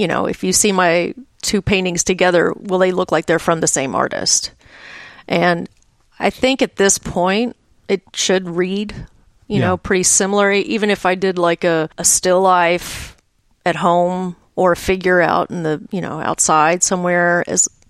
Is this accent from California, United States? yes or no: no; Dallas, Texas, United States; I grew up in Dallas